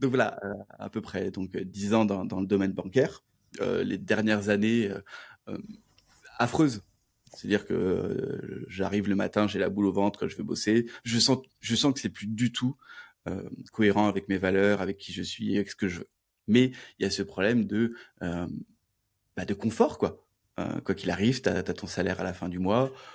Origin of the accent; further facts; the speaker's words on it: Toulouse, Occitania, France; je suis de Toulouse